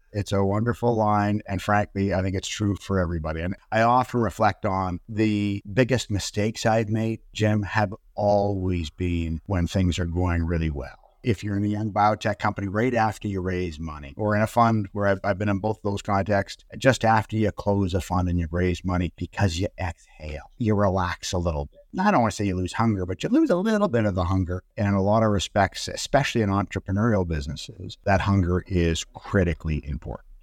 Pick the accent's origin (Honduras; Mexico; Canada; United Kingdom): Canada; Toronto, Ontario; moved away as an adult; now in Vancouver, Canada; I was born in Vancouver. We moved to Toronto when I was six months old. I grew up in Toronto.